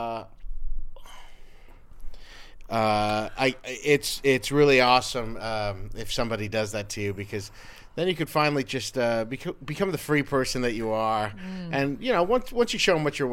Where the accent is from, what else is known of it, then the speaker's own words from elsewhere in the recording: West Covina, California, United States; I grew up in West Covina. That's a little suburb in Los Angeles.